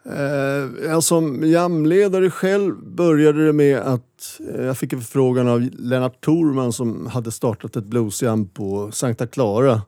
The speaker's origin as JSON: {"language": "Swedish", "town": "Stockholm", "region": "Stockholm County", "country": "Sweden", "tie": "born or raised there", "said": "jag föddes i, på Karolinska sjukhuset och växte upp i Vasastan"}